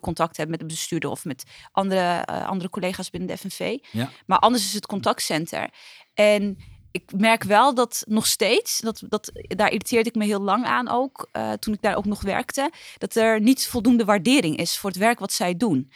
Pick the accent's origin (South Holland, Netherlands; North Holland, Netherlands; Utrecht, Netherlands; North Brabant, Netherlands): Utrecht, Netherlands; ik ben opgegroeid in Lombok, dat is hartje, hartje Utrecht